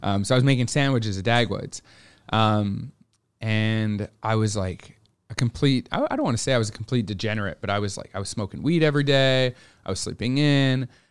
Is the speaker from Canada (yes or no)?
yes; Montreal, Quebec, Canada; moved away as an adult; now in Toronto, Canada; I grew up in Montreal